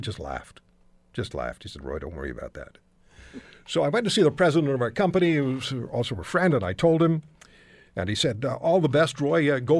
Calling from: Canada; I'm calling from Canada. I'm a broadcaster in Toronto and Hamilton.

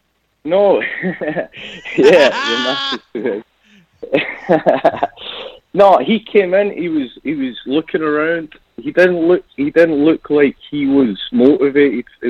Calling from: Scotland, United Kingdom; I'm calling in from Scotland in the UK.

